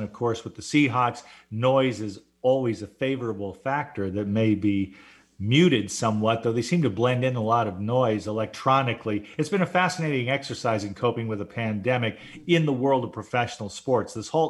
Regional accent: Baltimore, Maryland, United States; born there; I was born in Baltimore.

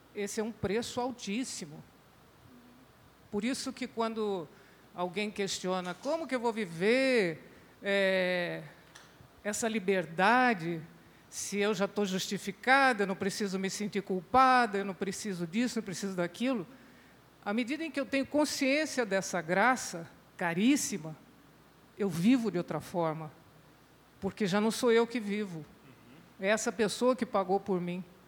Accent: Brazil; Nós, como brasileiros

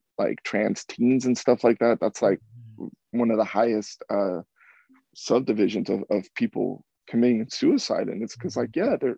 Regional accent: Mexico; now in United States; I was born in Mexico. I was brought here as a undocumented citizen when I was brought here.

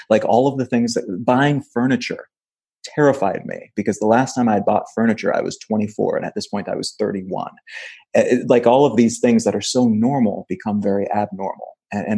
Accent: Missouri, United States; moved away as an adult; also born or lived in Los Angeles / Wichita, Kansas / Memphis, Tennessee; I grew up in Missouri

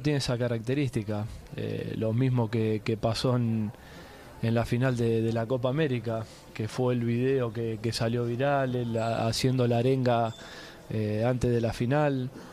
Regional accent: Argentina; argentino agradecido

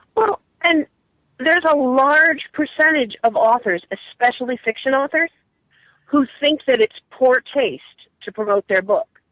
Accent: New England, United States; I'm from New England

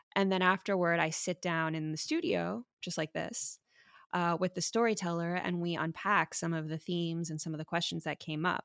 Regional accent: Miami, Florida, United States; now in San Francisco, United States; I'm a doctor in San Francisco, but I grew up in Miami, Florida

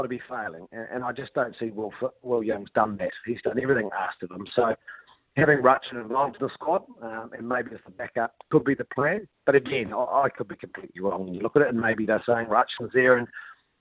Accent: Otago, New Zealand; I know I'm from Otago

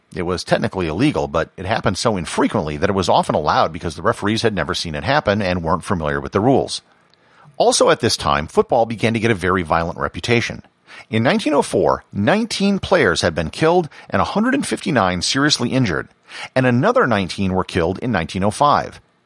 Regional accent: United States; as an American

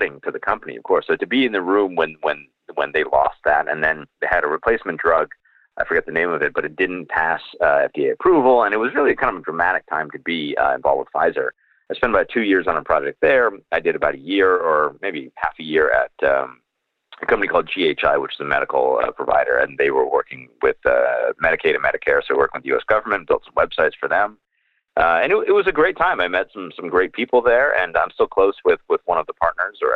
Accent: Rochester, New York, United States; I grew up in Rochester, so Syracuse is kind of right down the road

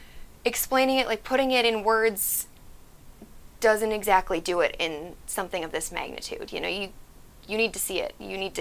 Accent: North Dakota, United States; moved away as an adult; now in California, United States; I recently moved to California. I'm originally from North Dakota.

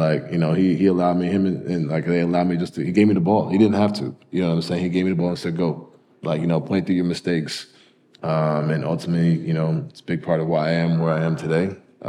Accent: Louisville, Kentucky, United States; And I came from Louisville where it was like we were the only sports team in town.

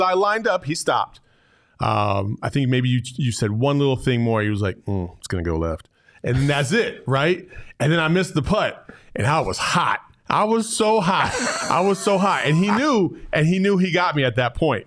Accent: Arizona, United States; also born or lived in Cordes Junction, Arizona; growing up in Arizona is I've, I've played basketball all over this state

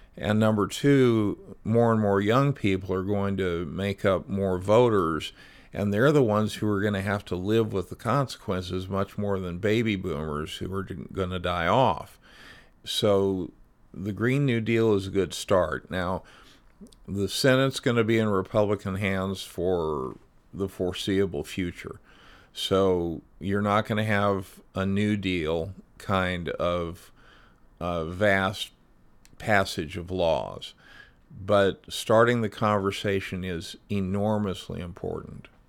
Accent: Phoenix, Arizona, United States; now in Seattle, United States; my hometown of Phoenix, the fifth largest city in the country

